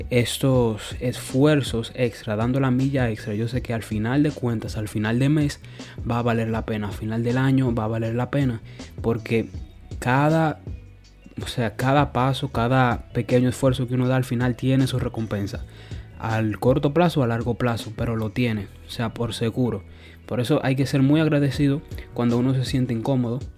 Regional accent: Santo Domingo, Distrito Nacional, Dominican Republic; moved away; Piensa de que yo vengo de Santo Domingo y claro, allí yo tenía mi rutina de 5 de la mañana hasta las 10 de la noche.

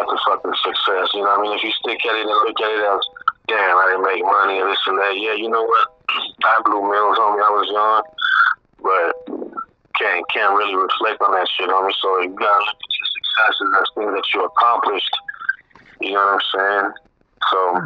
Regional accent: San Diego, California, United States; I was born and raised in SD, but, you know, my family comes from Guadalajara, Bex

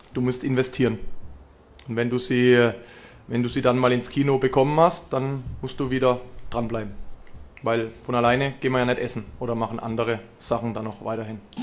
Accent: Baden-Württemberg, Germany; now in Berlin, Germany; ich komme aus Süden Deutschlands, aber tatsächlich äh, von, der, von der falschen Seite, okay. Württemberger Seite

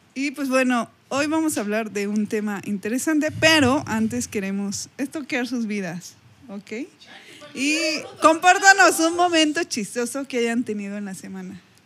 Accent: Mexico; soy mexicana

